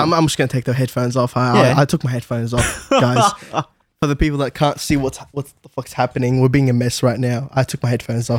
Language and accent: English; Malaysia; you spend the rest of your life saying, I'm Malaysian, I'm Chinese, I'm Iraqi, yeah, in my